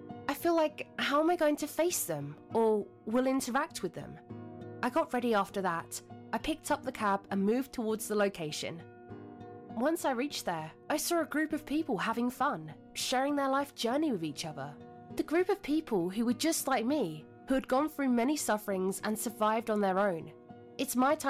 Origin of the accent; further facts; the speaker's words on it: Germany; I'm from Germany